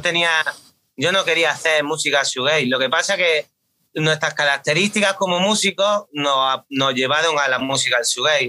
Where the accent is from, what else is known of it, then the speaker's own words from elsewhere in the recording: Granada, Andalusia, Spain; Nosotros más concretamente somos de, somos de Granada capital, pero veraneamos, bueno, yo voy todos los veranos al pueblo de mis padres, que está en la costa